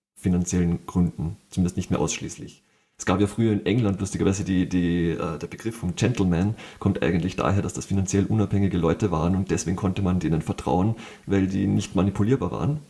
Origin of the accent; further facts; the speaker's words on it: Austria; ich als Österreicher